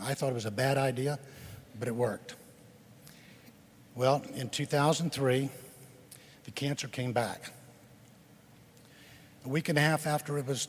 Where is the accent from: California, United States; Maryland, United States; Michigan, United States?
Maryland, United States; Silver Spring; Silver Spring, Maryland.